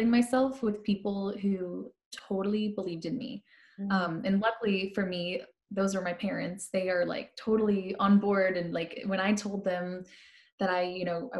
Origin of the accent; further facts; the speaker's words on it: St. Louis, Missouri, United States; moved away as an adult; now in Nashville, United States; I grew up in St. Louis, Missouri. Born and raised